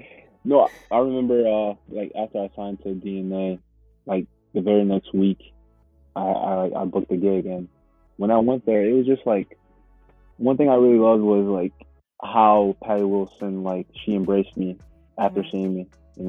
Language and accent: English; Uganda; moved away; ever since we came from Uganda